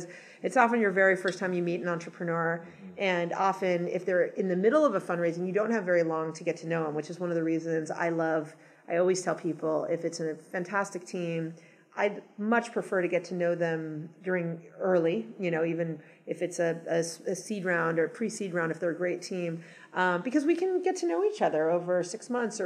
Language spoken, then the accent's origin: English; Los Angeles, California, United States; moved away as an adult; also born or lived in New York / Boston / San Francisco / Seattle; I grew up in Los Angeles, and then I lived in lots of other cities for 15 years, New York, Boston, San Francisco, Seattle for a short period of time